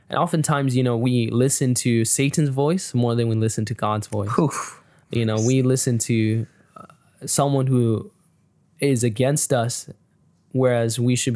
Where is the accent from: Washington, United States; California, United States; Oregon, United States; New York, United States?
California, United States; And I'm I'm originally from California, and we live here.